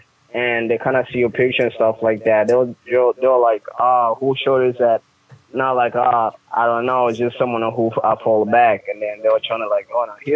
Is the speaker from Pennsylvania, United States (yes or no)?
no; Iowa, United States; I I'm from Iowa